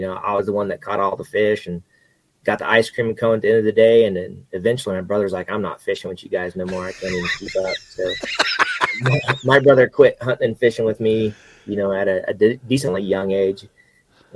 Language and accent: English; Central Kansas, United States; moved away as an adult; also born or lived in Arkansas; now in Missouri, United States; I'm born and raised Central Kansas